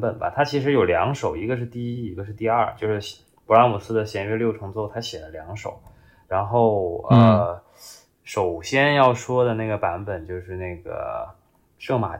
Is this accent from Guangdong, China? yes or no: yes; Guangzhou, Guangdong, China; 作为一个广州人，竟然听着那张碟，然后就走错路了。